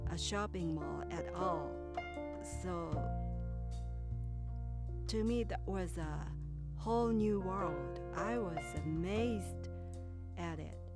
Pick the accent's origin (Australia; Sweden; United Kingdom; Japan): Japan; Kyoto; And my hometown was in Kyoto, that is the next city to Osaka.